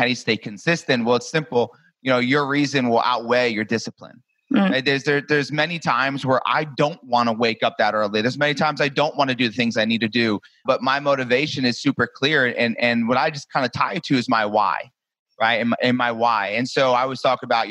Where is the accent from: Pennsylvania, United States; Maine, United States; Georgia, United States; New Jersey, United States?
New Jersey, United States; moved away as an adult; now in Destin, United States; I'm originally from New Jersey. I live in Destin, Florida now